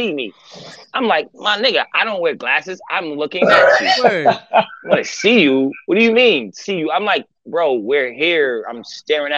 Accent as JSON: {"language": "English", "town": "New York City", "region": "New York", "country": "United States", "said": "I'm from New York"}